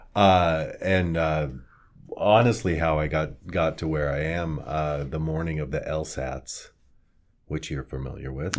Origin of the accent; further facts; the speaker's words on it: Kearney, Nebraska, United States; moved away as an adult; also born or lived in Omaha, Nebraska / New York City; I actually grew up here in Kearney. I was born in Omaha, Nebraska, and moved here in I believe, nineteen seventy-six.